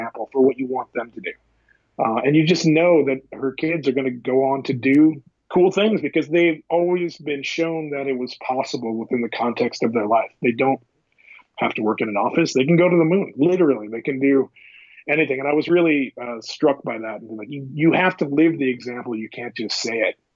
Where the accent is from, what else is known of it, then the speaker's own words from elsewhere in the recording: Midwest, United States; I grew up in the Midwest, kind of in a poor farming community